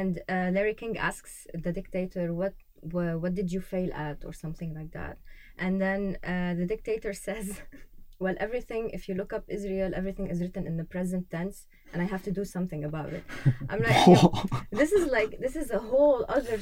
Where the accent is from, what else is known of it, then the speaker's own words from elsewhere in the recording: Lebanon; I'm coming from Lebanon